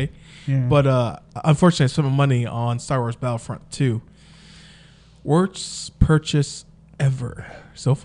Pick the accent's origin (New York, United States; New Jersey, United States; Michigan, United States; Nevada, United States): Nevada, United States; Las Vegas; we are from Vegas.